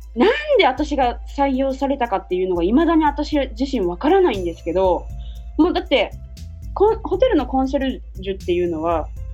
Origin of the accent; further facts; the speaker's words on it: Japan; now in Hawaii, United States; 日本人の感覚だったら